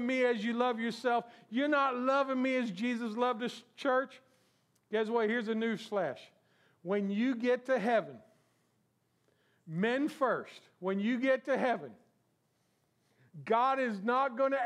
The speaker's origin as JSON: {"language": "English", "region": "South Florida", "country": "United States", "tie": "born or raised there", "said": "I was born and raised in South Florida"}